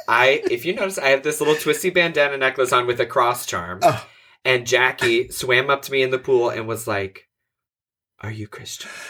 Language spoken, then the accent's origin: English; Houston, Texas, United States; I'm from the Houston area